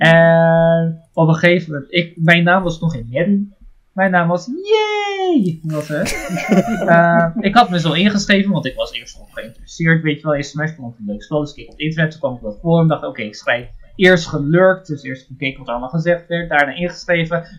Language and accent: Dutch; Netherlands; also born or lived in Japan; Ik kom uit Nederland